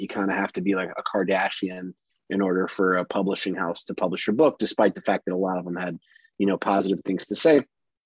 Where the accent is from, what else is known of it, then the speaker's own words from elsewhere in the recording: Durham, North Carolina, United States; Durham, which is where I'm from